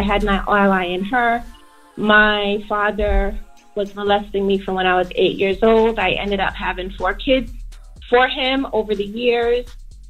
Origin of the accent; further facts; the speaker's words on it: New Jersey, United States; I'm from Jersey, yeah.